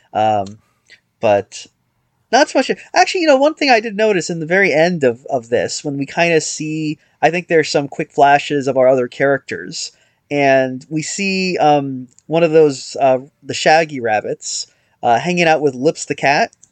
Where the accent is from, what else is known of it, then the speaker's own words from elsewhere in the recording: United States; I'm an American